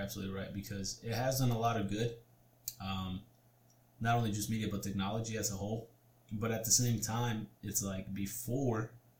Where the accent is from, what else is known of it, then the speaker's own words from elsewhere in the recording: Mexico; my upbringing, you know, we came, get a little personal here, we came from Mexico where we're poor. We're dirt poor.